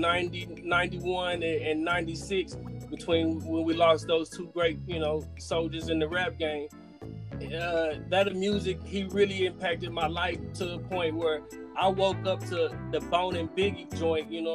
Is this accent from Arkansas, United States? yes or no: no; Oklahoma, United States; I grew up in Oklahoma